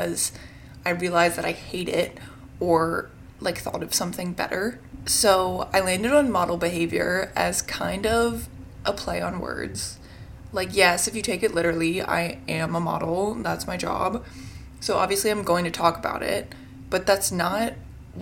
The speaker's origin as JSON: {"language": "English", "town": "Richmond", "region": "Virginia", "country": "United States", "moved": "as an adult", "lives_now": "New York, United States", "said": "I'm originally from Richmond, Virginia, but I moved to New York at the end of 2020"}